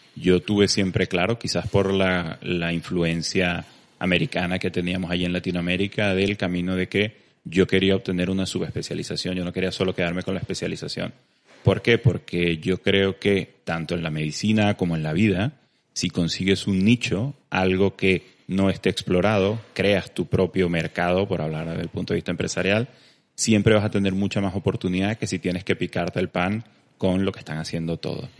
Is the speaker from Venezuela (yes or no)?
yes; Venezuela; moved away as an adult; also born or lived in Valencia, Spain / Barcelona, Spain; now in Spain; me tocó emigrar de Venezuela muy temprano, ya hace unos 12 años que salí de Venezuela. Me vine a España a hacer la especialidad